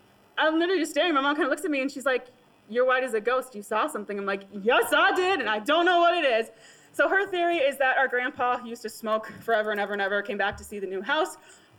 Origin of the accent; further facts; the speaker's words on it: Wisconsin, United States; I'm actually from Wisconsin, which is a little bit over that way.